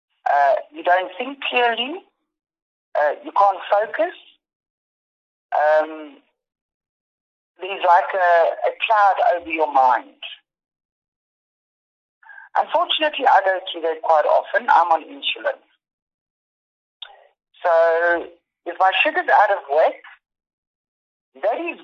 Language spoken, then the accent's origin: English; South Africa; I was born and bred in South Africa